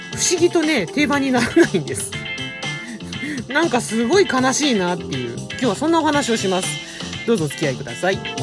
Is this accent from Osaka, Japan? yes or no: no; Tokyo, Japan; 東京生まれ